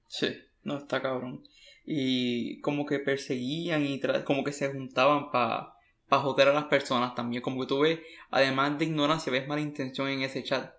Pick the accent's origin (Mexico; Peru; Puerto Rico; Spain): Puerto Rico; moved away; soy un puertorriqueño que está fuera de la isla